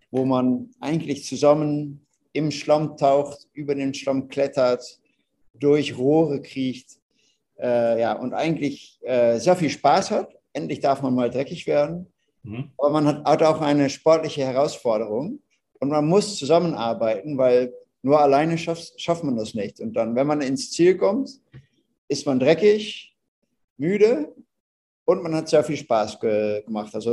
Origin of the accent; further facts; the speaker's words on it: Netherlands; German is a second language; Ihr hört, ich bin ein Holländer.